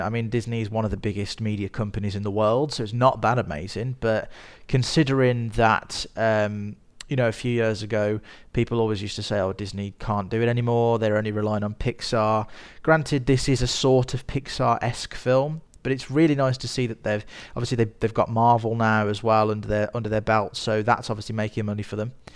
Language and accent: English; Birmingham, West Midlands, United Kingdom; I am a filmmaker from Birmingham in the United Kingdom, as you can probably tell from my voice.